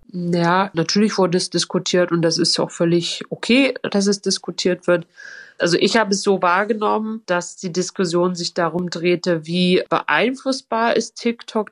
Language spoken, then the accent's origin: German; Halle, Saxony-Anhalt, Germany; ich bin in Halle geboren und aufgewachsen